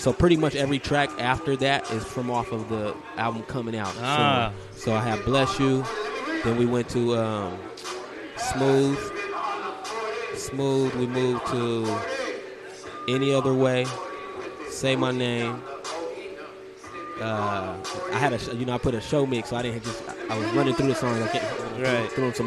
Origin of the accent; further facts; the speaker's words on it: San Diego, California, United States; also born or lived in St. Louis; I was raised here, grew up here, but I wasn't born here.